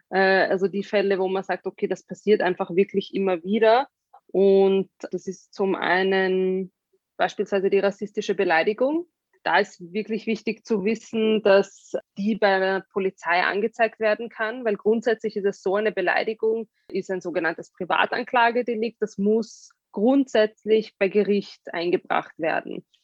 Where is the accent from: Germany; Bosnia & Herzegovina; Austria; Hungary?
Austria; die haben irgendwie gemeint, was bei uns in Österreich und das war überhaupt nicht im öffentlichen Diskurs.